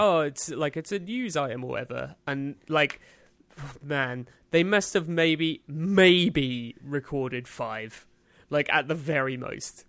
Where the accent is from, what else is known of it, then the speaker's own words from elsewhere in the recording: United Kingdom; as a British man